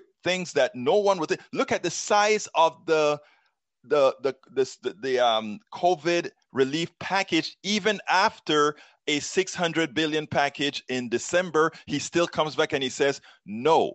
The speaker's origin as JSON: {"language": "English", "country": "Panama", "moved": "yes", "lives_now": "United States", "said": "I'm from Central America. I am from Panama."}